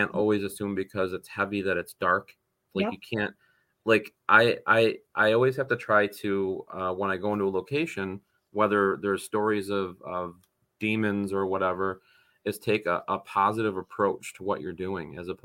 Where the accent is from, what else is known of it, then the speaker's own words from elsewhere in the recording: North Tonawanda, New York, United States; North Tonawanda, New York, my hometown.